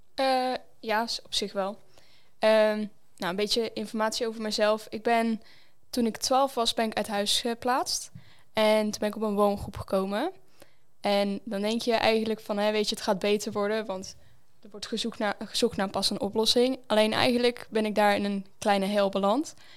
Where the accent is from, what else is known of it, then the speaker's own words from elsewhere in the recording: Zwolle, Overijssel, Netherlands; ik kom hier uit Zwolle